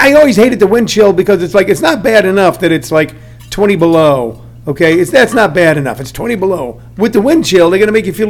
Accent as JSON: {"language": "English", "region": "Missouri", "country": "United States", "tie": "born or raised there", "moved": "as an adult", "said": "I grew up in the Midwest. I grew up in Missouri."}